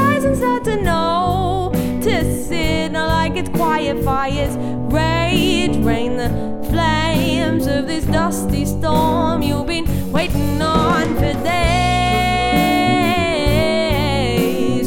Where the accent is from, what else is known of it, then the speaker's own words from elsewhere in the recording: Lismore, New South Wales, Australia; I grew up in Lismore, New South Wales